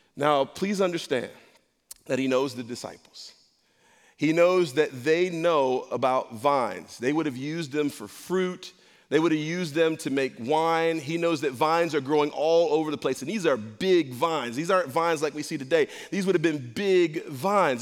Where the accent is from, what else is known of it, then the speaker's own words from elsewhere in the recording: Rochester, New York, United States; I grew up in a rough spot. I'm from Rochester, New York.